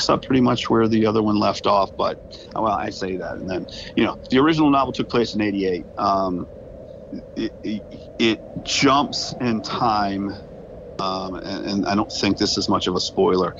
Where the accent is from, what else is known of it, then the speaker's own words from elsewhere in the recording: Edgewood, Maryland, United States; now in Bel Air, United States; Edgewood, my hometown